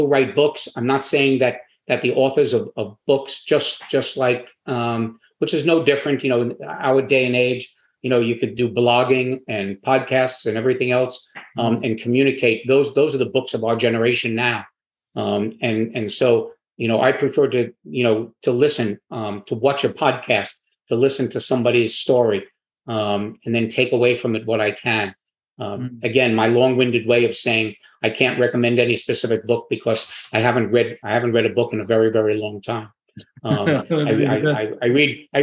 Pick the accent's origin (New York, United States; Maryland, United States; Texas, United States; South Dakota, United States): New York, United States; also born or lived in Florida; now in Wilmington, United States; I'm from New York, which is not a warm weather climate. But I moved very early on to Florida